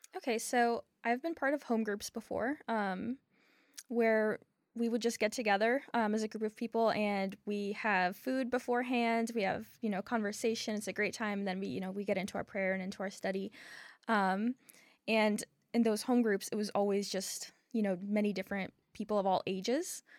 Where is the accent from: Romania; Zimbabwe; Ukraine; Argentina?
Ukraine; now in Charlotte, United States; I was born in Ukraine, but I've lived in Charlotte for twenty years